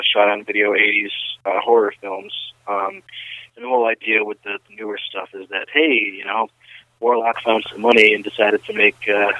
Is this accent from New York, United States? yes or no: yes; Rochester, New York, United States; I am a filmmaker from Rochester, New York